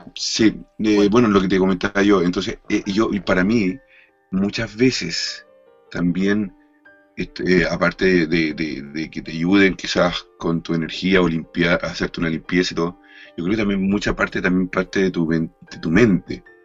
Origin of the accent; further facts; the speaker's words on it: Chile; moved away; yo viví muchos años en Chile, casi, casi toda mi infancia